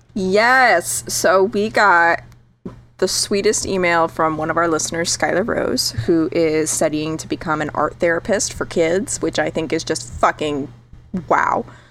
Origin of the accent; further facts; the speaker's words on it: Connecticut, United States; also born or lived in Southern California; now in California, United States; Connecticut, my home state